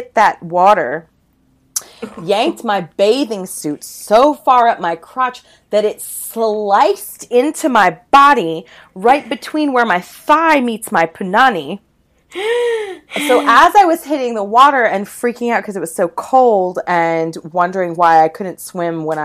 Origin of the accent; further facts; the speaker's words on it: the South, United States; I grew up in the South